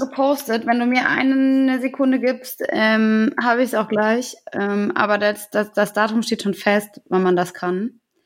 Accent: Taunus, Hesse, Germany; Ich komme ja aus der Gegend.

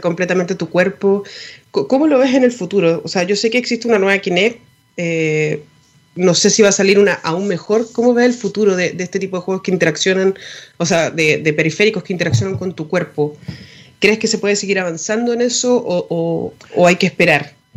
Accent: Chile; nosotros como chilenos

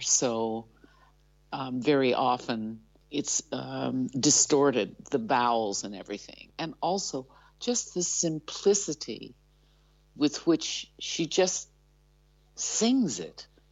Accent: Ohio, United States; moved away as an adult; now in Netherlands

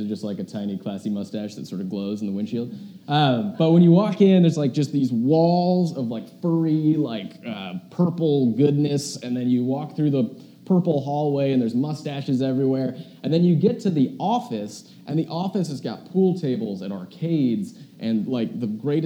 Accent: United States; us as an American

